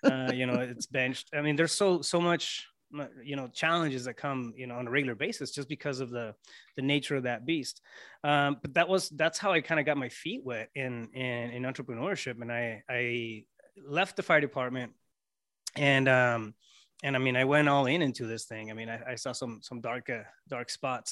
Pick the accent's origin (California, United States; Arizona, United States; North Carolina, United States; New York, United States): Arizona, United States; Yuma; also born or lived in Mexico; I was born, um, born and raised in Yuma, Arizona, but, uh, we lived on the Mexico side for a while